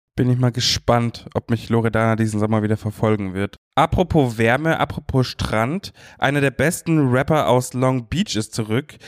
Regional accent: Munich, Bavaria, Germany; nach Bayern, nach Minga, meiner Heimatstadt

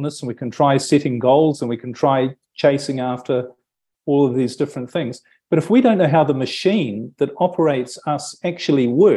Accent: New Zealand; moved away as an adult; I'm from New Zealand originally

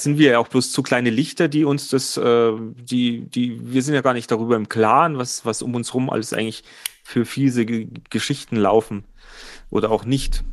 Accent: Germany

